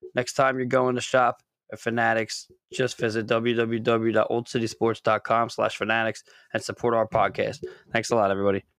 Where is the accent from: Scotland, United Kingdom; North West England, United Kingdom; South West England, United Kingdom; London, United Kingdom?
Scotland, United Kingdom; I am Scottish